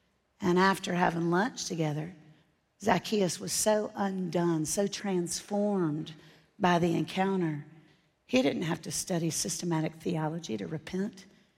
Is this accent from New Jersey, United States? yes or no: no; Orlando, Florida, United States; moved away; I grew up in Orlando, Florida. I live in Tennessee now. That's why I talk correctly.